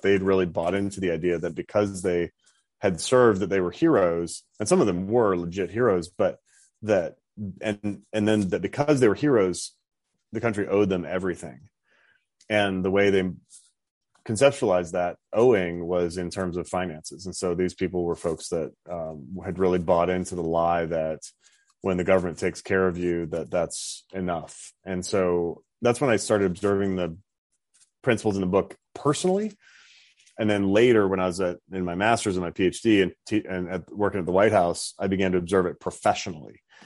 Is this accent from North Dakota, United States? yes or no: yes; North Dakota, United States; moved away as an adult; I grew up in North Dakota